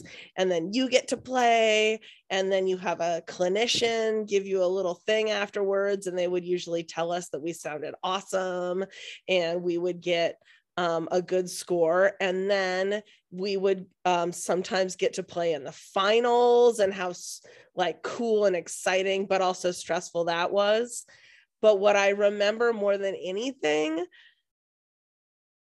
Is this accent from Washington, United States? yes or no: yes; Seattle, Washington, United States; I am born and raised in Seattle